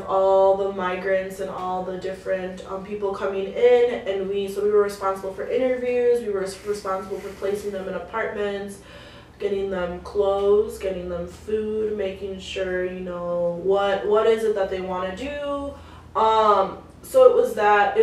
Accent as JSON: {"language": "English", "town": "Brussels", "region": "Wisconsin", "country": "United States", "tie": "born or raised there", "also_born_or_lived": "Milwaukee, Wisconsin", "moved": "yes", "said": "my hometown, like, Brussels, like, we were probably, like, one of three Mexican families in the entire county when I was growing up"}